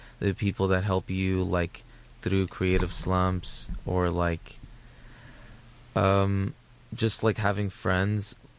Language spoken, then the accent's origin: English; Houston, Texas, United States; also born or lived in Alief / Sugar Land; I'm from Southwest Houston. I don't know where, like near Sharpstown. I lived there till I was 18